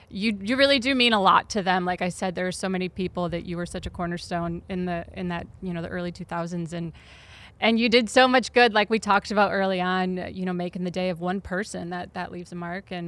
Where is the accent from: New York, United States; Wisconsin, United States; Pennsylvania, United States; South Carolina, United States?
Wisconsin, United States; No, I'm from Wisconsin.